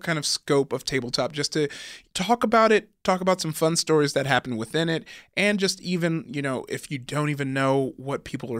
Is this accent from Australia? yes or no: no; California, United States; growing up in SoCal, our big thing was like.